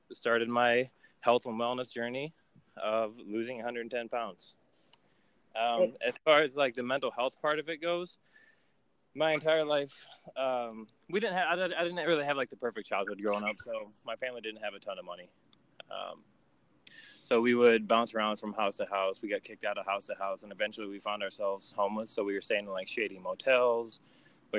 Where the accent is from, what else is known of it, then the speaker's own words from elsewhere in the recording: Niles, Michigan, United States; now in Detroit, United States; I grew up in a little small town in Michigan called Niles, and I moved to Detroit a couple of years ago